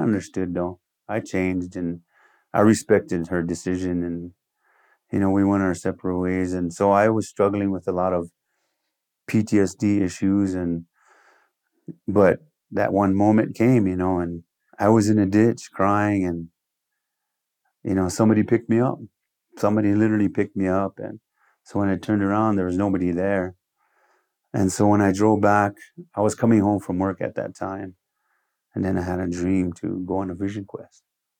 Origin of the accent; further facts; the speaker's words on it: United States; first language Lakota; English is a second language; because my first language is Lakota and then English.